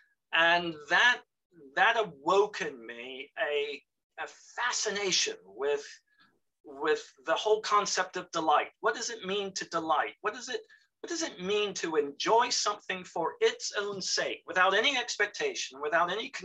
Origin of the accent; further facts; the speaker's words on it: South Florida, United States; moved away as an adult; also born or lived in Western North Carolina / North East England; I grew up in South Florida